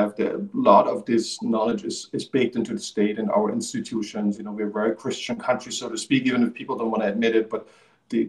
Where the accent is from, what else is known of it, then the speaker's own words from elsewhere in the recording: East Germany, Germany; I grew up in the Eastern Germany